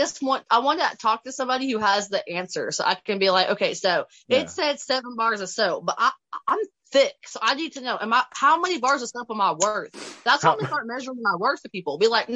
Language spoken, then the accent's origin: English; Kentucky, United States; I'm from Kentucky